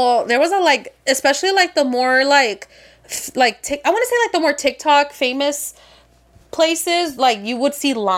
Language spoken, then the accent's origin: English; Las Vegas, Nevada, United States; I was born and raised here in Vegas